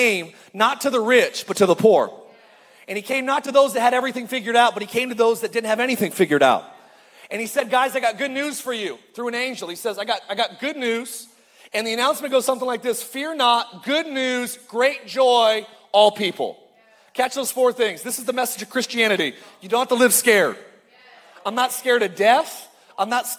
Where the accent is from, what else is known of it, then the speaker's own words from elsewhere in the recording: Palmdale, California, United States; I'm from Palmdale.